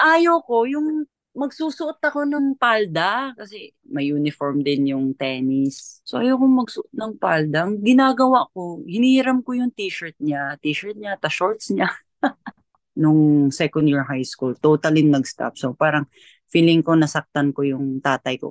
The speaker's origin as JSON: {"language": "Tagalog", "town": "Argao", "region": "Central Visayas", "country": "Philippines", "tie": "born or raised there", "said": "Sa hometown ko, sa Argao, Cebu"}